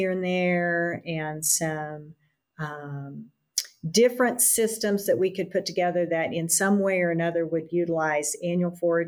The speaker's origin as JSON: {"language": "English", "town": "Amarillo", "region": "Texas", "country": "United States", "tie": "born or raised there", "said": "I grew up outside of Amarillo, Texas, on an integrated farm, dry land farming operation"}